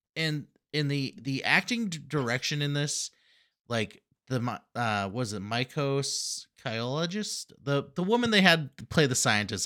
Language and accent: English; Massachusetts, United States; we are from Massachusetts